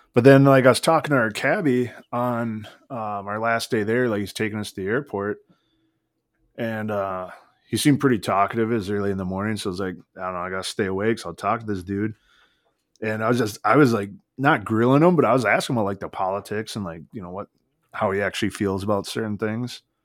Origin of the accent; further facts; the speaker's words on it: United States; I'm from America